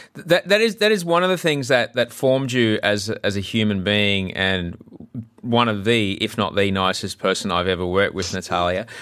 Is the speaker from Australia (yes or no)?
yes; Australia; growing up in Australia